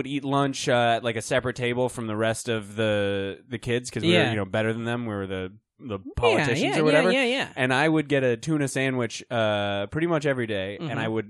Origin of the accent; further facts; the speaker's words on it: Wyomissing, Pennsylvania, United States; I was born and raised in southeastern Pennsylvania.